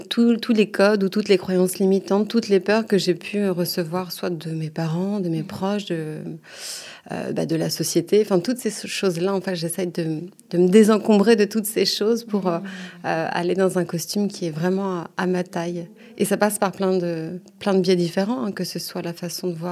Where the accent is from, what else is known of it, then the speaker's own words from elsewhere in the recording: Normandy, France; now in Paris, France; j'habite à Paris dans le deuxième. Euh, ça fait quelques années que je suis à Paris, mais sinon je suis originaire de Normandie. D'accord. Euh, voilà, j'ai grandi là-bas.